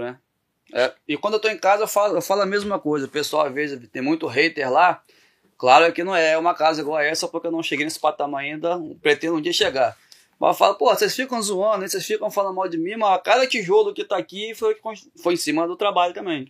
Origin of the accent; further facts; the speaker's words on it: Campos, Brazil; eu sou de Campos